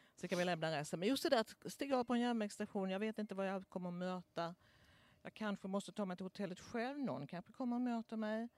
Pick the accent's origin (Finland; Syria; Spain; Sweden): Sweden; Småland; now in Stockholm, Sweden; Jag är från Småland